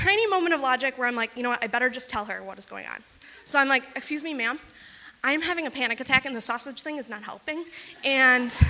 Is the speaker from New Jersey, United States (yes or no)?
no; Wisconsin, United States; I grew up in rural Wisconsin